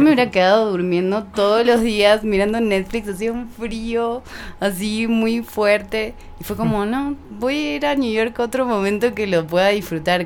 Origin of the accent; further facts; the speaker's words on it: Buenos Aires, Argentina; also born or lived in Tucumán; yo crecí en Buenos Aires, pero mi familia es de Tucumán, del norte.